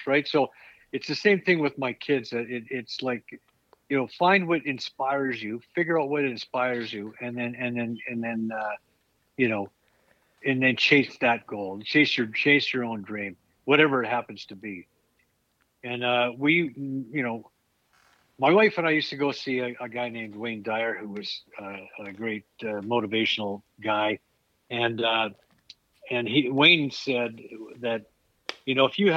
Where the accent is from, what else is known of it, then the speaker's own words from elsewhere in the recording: Edmonton, Alberta, Canada; moved away; also born or lived in Toronto; growing up in Edmonton, when I moved to Toronto